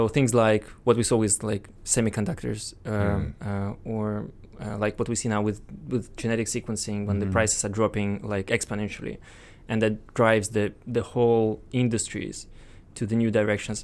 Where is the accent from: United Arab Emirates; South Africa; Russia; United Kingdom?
Russia; Moscow; and well, I'm Russian originally. I was born in Moscow, so graduated from this.